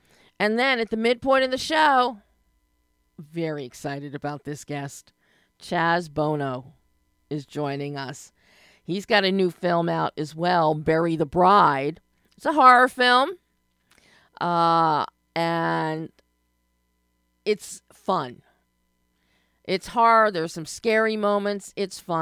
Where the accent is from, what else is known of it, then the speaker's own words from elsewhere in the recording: Philadelphia, Pennsylvania, United States; Growing up in Philadelphia in the 60s